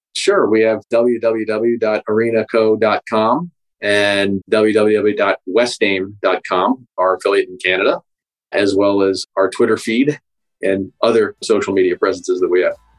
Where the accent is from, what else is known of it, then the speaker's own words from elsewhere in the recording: Pittsburgh, Pennsylvania, United States; my hometown in Pittsburgh